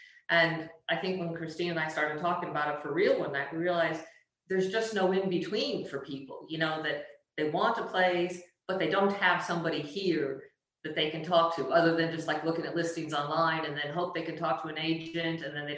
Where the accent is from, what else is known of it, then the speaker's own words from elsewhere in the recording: Australia; I am Australian with Italian heritage.